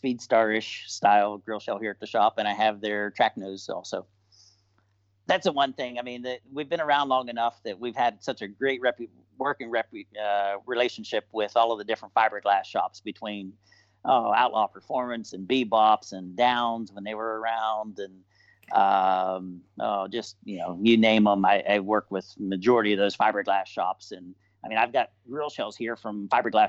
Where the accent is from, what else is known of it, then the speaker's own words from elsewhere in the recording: Bellwood, United States; I'm a kid from Bellwood. You know, it's if you got to zoom in really close to in Google Earth to find Bellwood. You know, we're a population of like 1,800 people